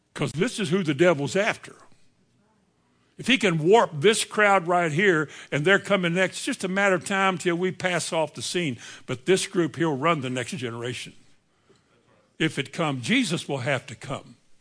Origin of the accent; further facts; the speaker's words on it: Indiana, United States; I think I was raised, maybe I was raised in Indiana